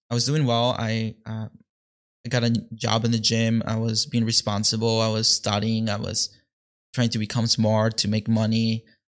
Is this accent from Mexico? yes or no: yes; Mexico; now in Detroit, United States; though I was born here in Detroit, I actually grew up in Mexico